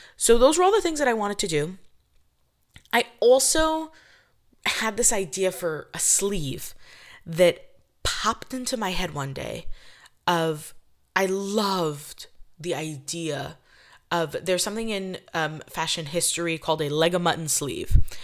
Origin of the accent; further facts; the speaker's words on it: New York, United States; I'm from New York.